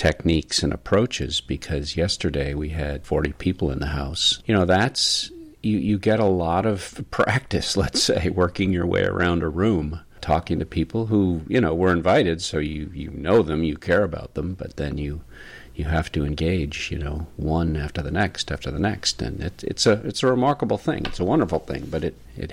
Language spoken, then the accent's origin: English; the North, Northern United States, United States; as a Northerner, as a Yankee